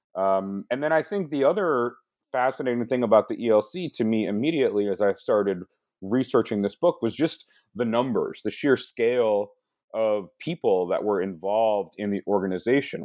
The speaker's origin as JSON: {"language": "English", "region": "Michigan", "country": "United States", "tie": "born or raised there", "said": "I grew up in Michigan"}